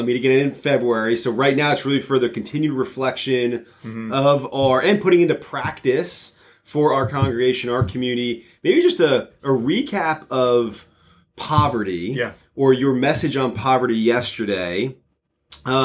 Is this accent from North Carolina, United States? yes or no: no; New Jersey, United States; I grew up in North Jersey.